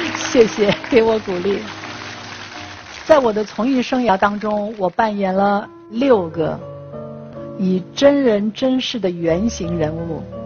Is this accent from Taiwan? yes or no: no; Shanghai, China; 我是上海人